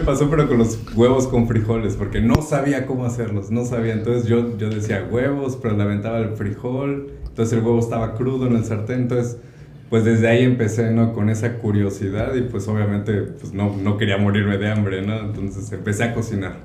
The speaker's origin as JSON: {"language": "Spanish", "town": "Córdoba", "region": "Veracruz", "country": "Mexico", "tie": "born or raised there", "also_born_or_lived": "Xalapa, Mexico", "moved": "as an adult", "lives_now": "California, United States", "said": "soy de México, nací en Veracruz, Córdoba, Veracruz"}